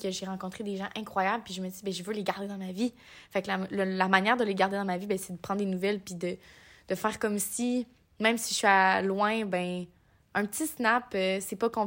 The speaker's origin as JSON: {"language": "French", "region": "Quebec", "country": "Canada", "moved": "as an adult", "said": "chez nous au Québec."}